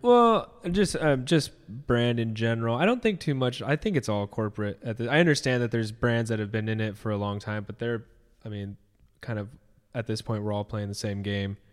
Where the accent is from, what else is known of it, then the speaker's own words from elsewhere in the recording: near Disneyland, California, United States; I grew up near Disneyland